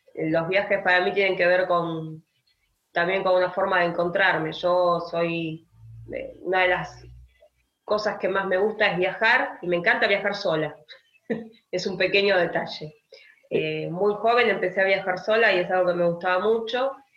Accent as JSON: {"language": "Spanish", "country": "Argentina", "said": "como argentinos"}